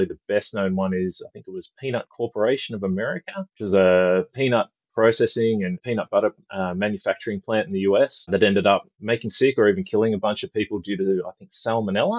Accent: Australia; As you can probably tell from the accent, I'm from Australia. I live on the West Coast

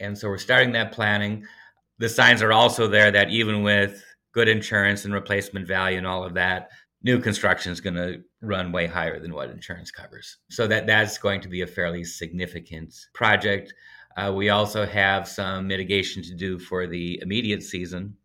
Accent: Red Wing, Minnesota, United States; I grew up skiing down in Red Wing, Rivertown, southern Minnesota

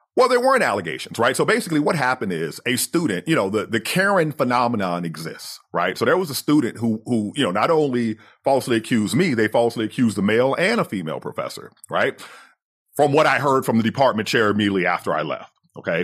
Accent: United States; growing up as the American version of poor, the American version of undereducated

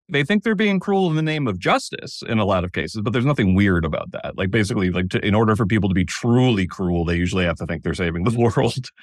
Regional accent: Danbury, Connecticut, United States; moved away; I grew up in Danbury, Connecticut

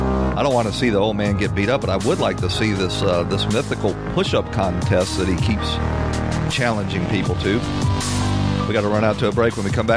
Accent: Atlanta, Georgia, United States; I'm from Atlanta. I spent 30 years in the fire department for the city of Atlanta, and I usually worked on the south side of Atlanta.

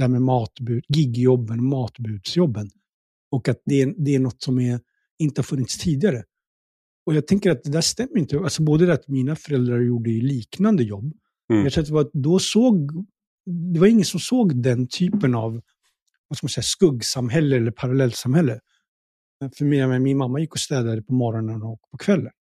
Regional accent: Stockholm, Stockholm County, Sweden; also born or lived in Pakistan; jag är uppvuxen i Tensta

